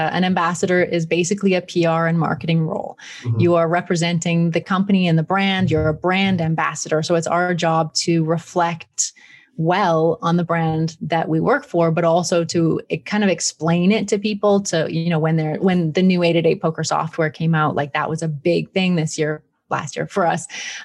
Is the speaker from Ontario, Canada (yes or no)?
no; Peace River, Alberta, Canada; also born or lived in Brighton, England; now in Italy; I grew up outside of Peace River